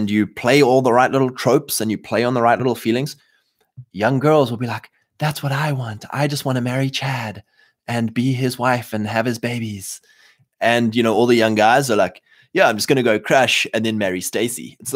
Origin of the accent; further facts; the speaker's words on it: Canada; Welcome, fine sir. I'm Canadian.